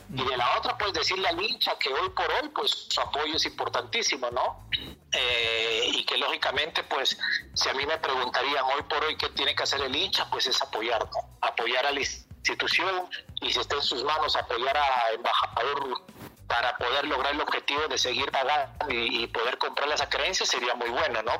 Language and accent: Spanish; Mexico; moved away as an adult; also born or lived in Peru